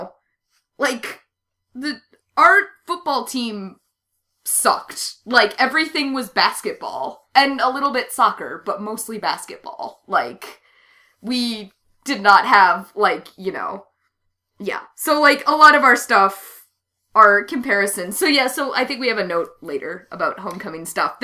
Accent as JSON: {"language": "English", "town": "Minneapolis", "region": "Minnesota", "country": "United States", "said": "we're not from small town. Like, we are Midwestern"}